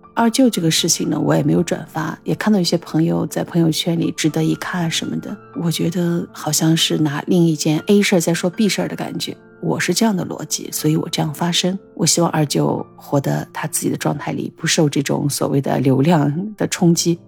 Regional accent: China; 我们中国人特别痛恨的一些事

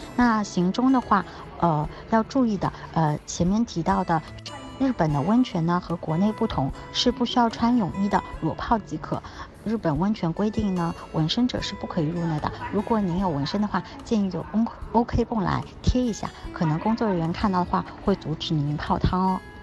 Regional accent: China; 我们作为中国人来说，不懂日语也没有关系

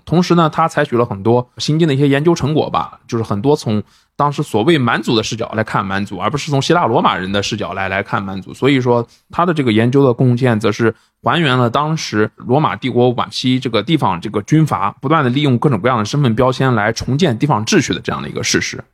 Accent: China; 我们作为一个中国人

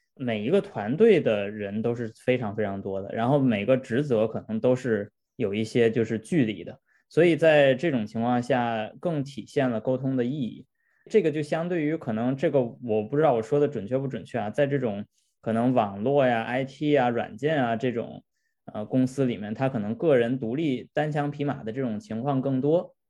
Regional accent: China; 我们本身中国人的文化背景就是比较内敛的

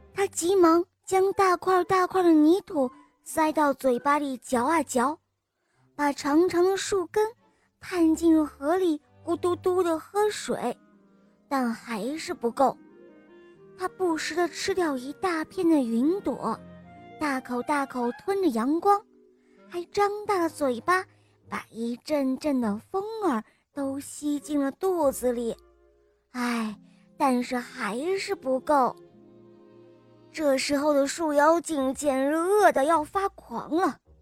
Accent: Shangri-La, Yunnan, China; 今年我四岁了，我来自香格里拉

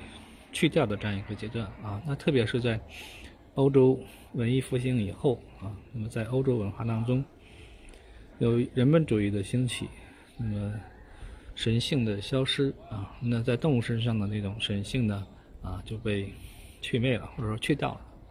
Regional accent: China; 在我们中国人的文化里面啊，就觉得是呃唯有晦气的这样一种一种鸟类啊。

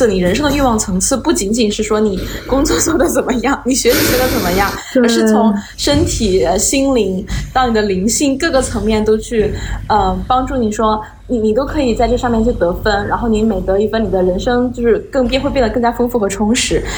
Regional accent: China; 尤其是我们就是东亚人，特别是中国这么一个从小生活在无宗教信仰的社会环境氛围下面里的人

